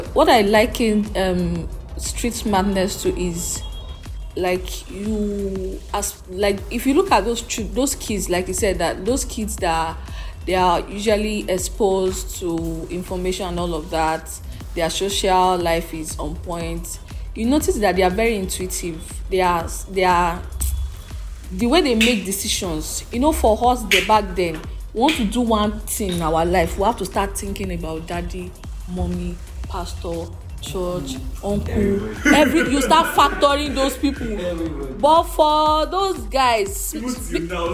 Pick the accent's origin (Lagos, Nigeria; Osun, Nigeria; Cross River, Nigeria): Lagos, Nigeria; I grew up in Lagos all my life, Lagos.